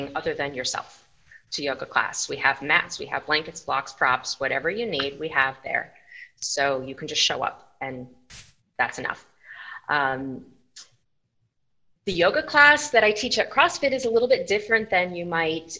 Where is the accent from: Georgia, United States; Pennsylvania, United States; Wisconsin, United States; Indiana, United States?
Pennsylvania, United States; Scranton; also born or lived in Chicago suburbs, Illinois / Philadelphia, Pennsylvania; now in St. Johns County, Florida, United States; originally from northeastern Pennsylvania, Scranton